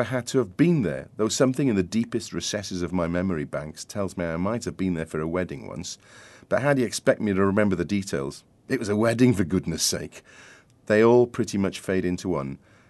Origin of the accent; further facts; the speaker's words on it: Wales, United Kingdom; I am Welsh